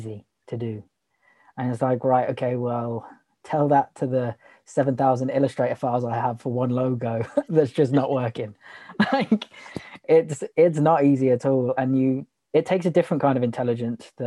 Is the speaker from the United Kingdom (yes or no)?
yes; Broxbourne, East of England, United Kingdom; moved away as an adult; also born or lived in Manchester; I grew up in Hertfordshire, Broxbourne.